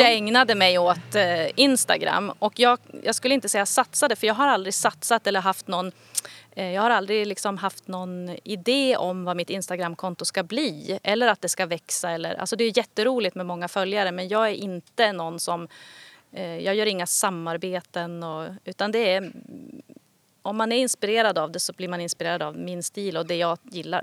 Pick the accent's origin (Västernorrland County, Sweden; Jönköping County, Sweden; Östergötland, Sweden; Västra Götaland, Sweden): Västernorrland County, Sweden; Kramfors; also born or lived in Gothenburg / Stockholm; now in Härnösand, Sweden; jag kommer ju från Kramfors men har bott iväg i liksom många år